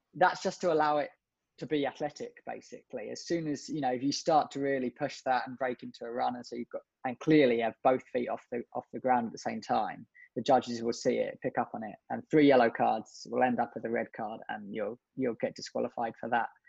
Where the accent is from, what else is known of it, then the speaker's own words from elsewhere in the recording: just south of London, South East England, United Kingdom; now in Liverpool, United Kingdom; originally I grew up just south of London